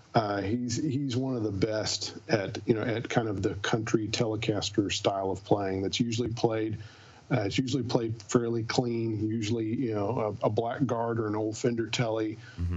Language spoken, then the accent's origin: English; Texas, United States; now in Nashville, United States; I'm originally from Texas, and I live in Nashville